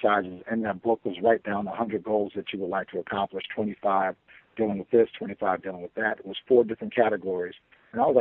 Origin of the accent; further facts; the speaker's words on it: Chicago, Illinois, United States; also born or lived in Florida; I was born and raised in Chicago